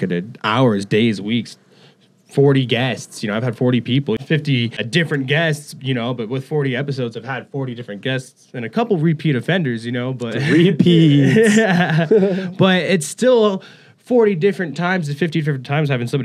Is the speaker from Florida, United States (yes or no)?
no; Idaho, United States; now in Colorado Springs, United States; I'm from Idaho